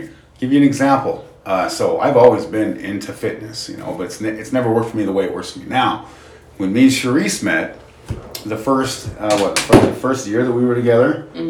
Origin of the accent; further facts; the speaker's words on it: Utah, United States; we're from Utah, so we have two Independence Days pretty much.